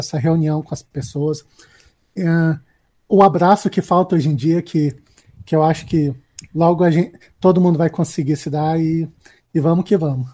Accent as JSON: {"language": "Portuguese", "town": "Brasília", "region": "Federal District", "country": "Brazil", "said": "eu sou de Brasília"}